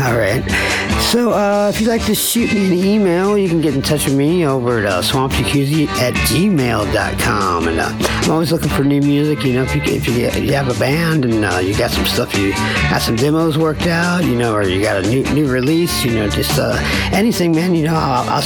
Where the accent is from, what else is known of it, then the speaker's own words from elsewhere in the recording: Baltimore, Maryland, United States; I'm from the Baltimore area